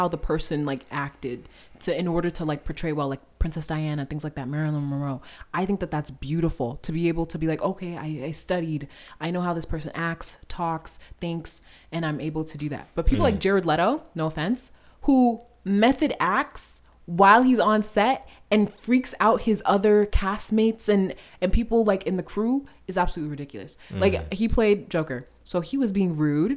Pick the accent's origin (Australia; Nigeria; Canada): Nigeria; I'm Nigerian